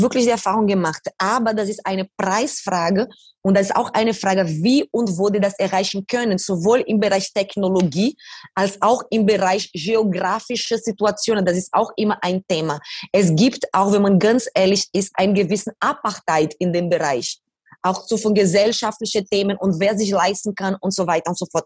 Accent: Brazil; German is a second language; moved away; In diese Favela, wo ich aufgewachsen bin

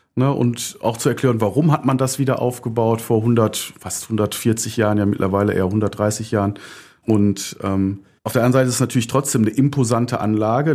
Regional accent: Düsseldorf, North Rhine-Westphalia, Germany; komme ich aus dem Düsseldorfer Norden, gebürtig, aus Angermund und bin auf der Graf-Engelbert-Straße aufgewachsen

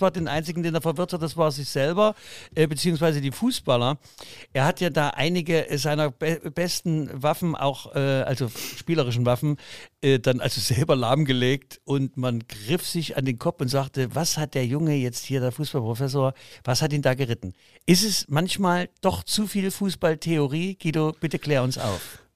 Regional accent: Leipzig, Saxony, Germany; meine äh, Vaterstadt Leipzig

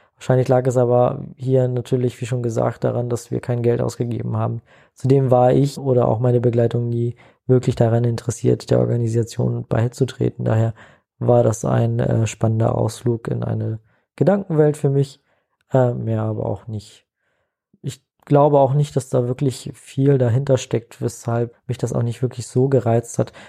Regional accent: Hamburg, Germany; In Hamburg aufgewachsen

